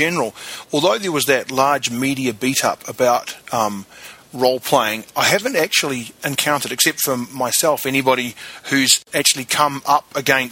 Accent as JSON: {"language": "English", "country": "New Zealand", "tie": "born or raised there", "said": "I grew up in New Zealand"}